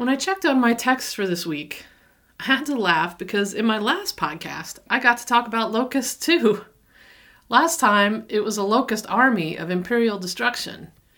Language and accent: English; the South, United States; moved away; also born or lived in Denver; I'm a Southerner